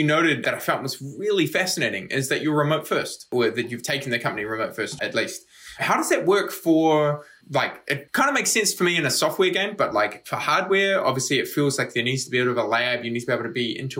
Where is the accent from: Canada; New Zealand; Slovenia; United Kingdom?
New Zealand; moved away; also born or lived in United States; I'm from New Zealand, lived in the States, a bunch of other places